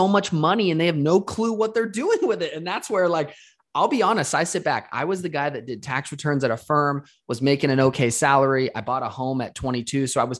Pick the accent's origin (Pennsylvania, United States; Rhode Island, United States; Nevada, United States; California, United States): Nevada, United States; Las Vegas; I was born and raised in Las Vegas.